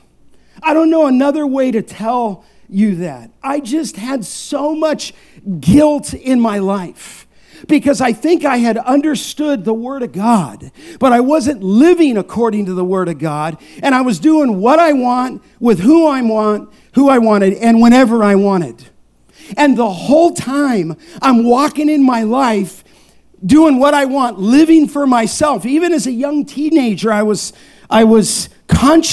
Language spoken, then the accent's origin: English; Los Angeles, California, United States; born or raised there